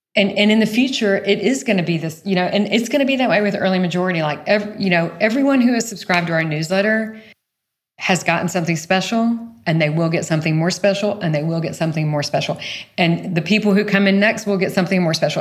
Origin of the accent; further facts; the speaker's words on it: small town outside of Savannah, Georgia, United States; moved away; I grew up in the rural south